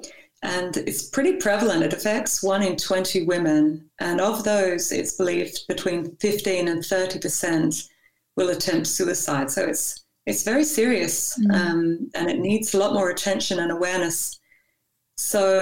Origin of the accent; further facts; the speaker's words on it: Australia; moved away as an adult; now in Copenhagen, Denmark; I'm Australian